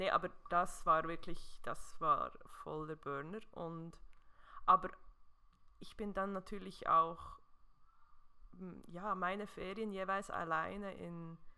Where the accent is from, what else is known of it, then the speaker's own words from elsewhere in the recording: Switzerland; Ah, ich weiß ja, dass man zwischendurch mit gewisser Outdoor-Kleidung als Schweizer, Schweizerin entdeckt wird